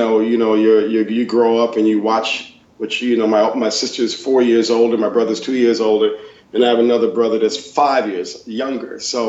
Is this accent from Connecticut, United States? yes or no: yes; Bloomfield, Connecticut, United States; I'm from Bloomfield, Connecticut originally. And as a kid growing up here in New England